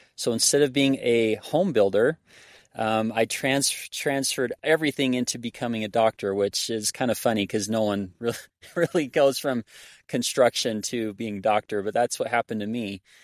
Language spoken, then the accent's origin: English; Arizona, United States; now in Hyrum, United States; I grew up in Arizona